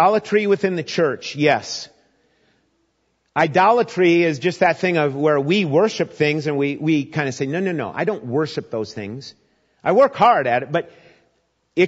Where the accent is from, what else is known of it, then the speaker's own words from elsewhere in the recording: Minnesota, United States; As a young boy growing up in Minnesota